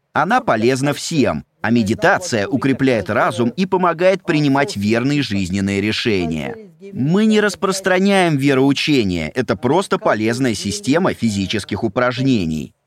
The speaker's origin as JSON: {"language": "Russian", "country": "India", "second_language": "Russian", "moved": "as an adult", "lives_now": "Russia", "said": "Я говорю, Индия"}